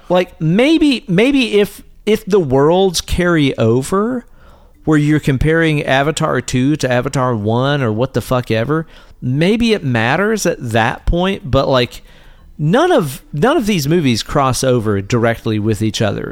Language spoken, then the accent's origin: English; East Tennessee, United States; we grew up here in East Tennessee